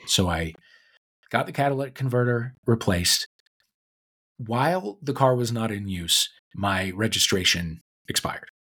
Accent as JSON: {"language": "English", "town": "St. Louis", "region": "Missouri", "country": "United States", "tie": "born or raised there", "moved": "yes", "lives_now": "Los Angeles, United States", "said": "my hometown of Saint Louis"}